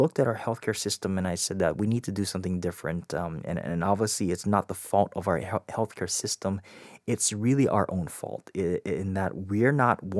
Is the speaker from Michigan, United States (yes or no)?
no; Hawaii, United States; I grew up in Hawaii